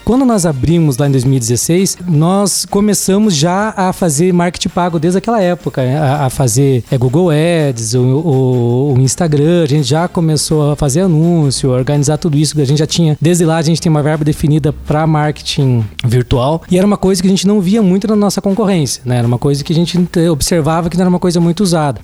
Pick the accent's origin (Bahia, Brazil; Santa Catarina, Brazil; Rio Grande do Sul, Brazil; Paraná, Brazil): Santa Catarina, Brazil; Caçador; eu sou nascido e criado no Jung, né? Eu, quem é de caçador sabe o que é o Jung